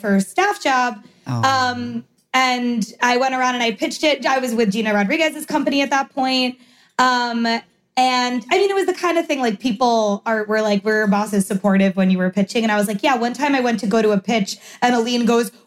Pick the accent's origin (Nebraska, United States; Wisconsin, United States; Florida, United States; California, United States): Florida, United States; North Miami / Weston; family moved from North Miami to Weston and I went to Pinecrest